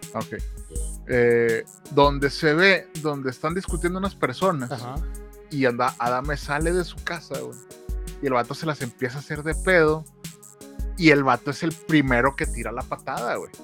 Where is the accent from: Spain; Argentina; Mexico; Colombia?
Mexico; como mexicanos